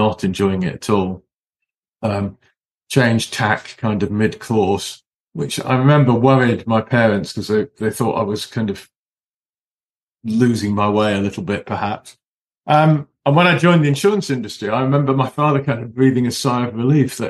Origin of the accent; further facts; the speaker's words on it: Cheshire, North West England, United Kingdom; also born or lived in Manchester; I was born in Manchester in the northwest. I was brought up in Cheshire.